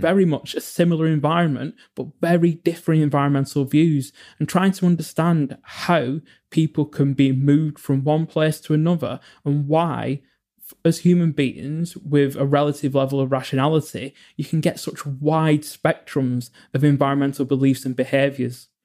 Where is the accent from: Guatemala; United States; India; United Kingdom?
United Kingdom; England; I grew up in England